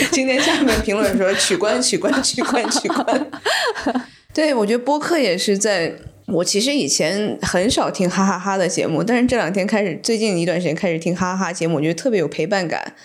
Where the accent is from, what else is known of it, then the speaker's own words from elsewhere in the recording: Shenzhen, Guangdong, China; now in Beijing, China; 我是在深圳长大的